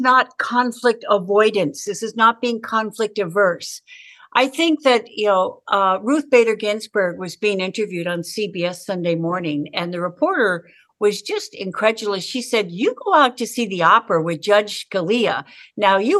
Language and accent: English; Southern California, United States; I grew up in Southern California